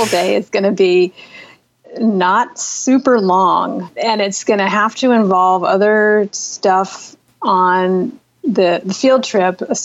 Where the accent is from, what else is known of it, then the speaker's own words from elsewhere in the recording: Seattle, Washington, United States; I grew up in Seattle